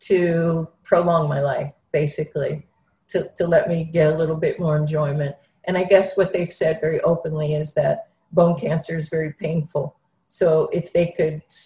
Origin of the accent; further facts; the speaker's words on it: Philadelphia, Pennsylvania, United States; I grew up in Philadelphia